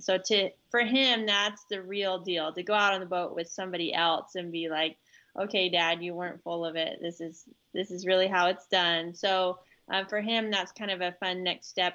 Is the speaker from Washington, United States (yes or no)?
yes; Seattle side of the Pacific Northwest, Washington, United States; now in central Washington, United States; Rich and I grew up in the Pacific Northwest on the Seattle side where it rains all the time